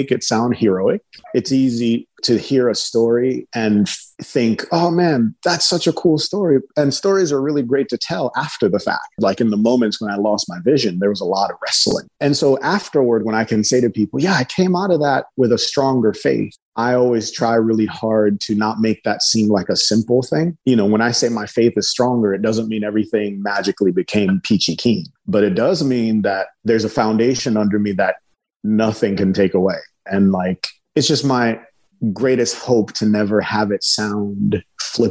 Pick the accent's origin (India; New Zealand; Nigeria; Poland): Nigeria; I'm from Nigeria